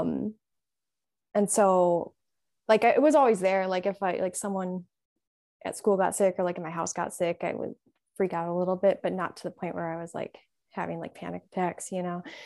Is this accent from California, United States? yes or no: no; Illinois, United States; I'm from Illinois, um, also Midwest